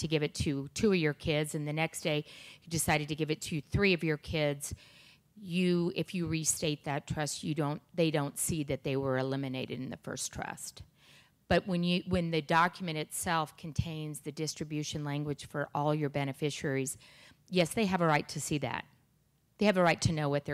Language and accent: English; Aspen, Colorado, United States; I grew up in Aspen